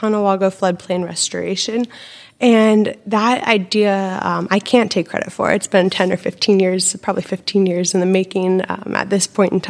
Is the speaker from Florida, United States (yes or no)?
no; Annapolis, Maryland, United States; moved away as an adult; also born or lived in Western Massachusetts / Illinois; now in Lancaster, United States; I did grow up in a sailing family in Annapolis, Maryland. So we spent our summers on the Chesapeake Bay